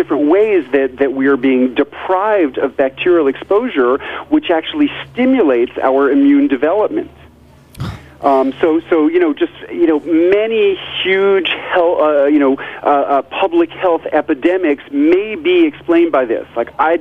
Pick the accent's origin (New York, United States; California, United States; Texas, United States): New York, United States; New York City; moved away as an adult; also born or lived in rural Tennessee; now in Tennessee, United States; I grew up in New York City, and just as a child, before I ever heard the word fermentation, sour pickles were my favorite